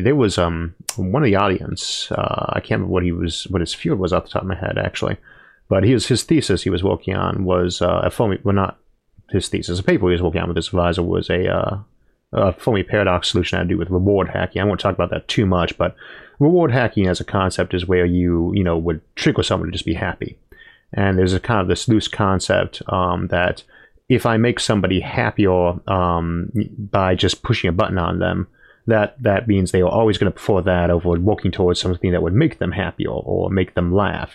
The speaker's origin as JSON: {"language": "English", "country": "United States", "said": "I am American."}